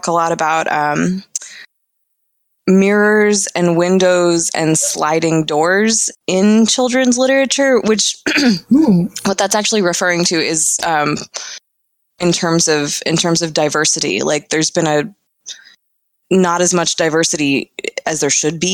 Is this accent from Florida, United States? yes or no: yes; Florida, United States; moved away; also born or lived in Illinois; I'm from Florida